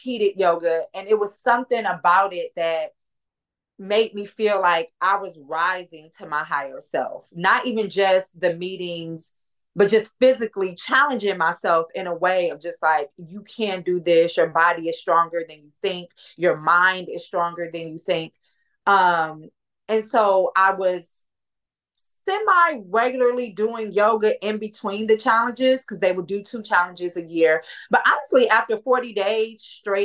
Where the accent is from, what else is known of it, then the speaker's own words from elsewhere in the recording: Detroit, Michigan, United States; my family is Black. We from Detroit